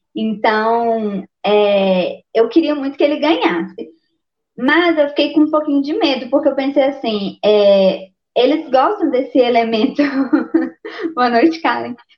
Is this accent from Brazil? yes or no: yes; Minas Gerais, Brazil; eu sou mineira